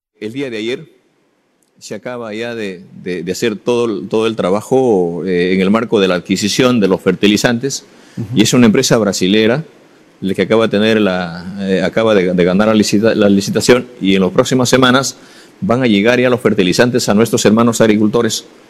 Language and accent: Spanish; Peru; como cualquier ciudadano, como cualquier peruano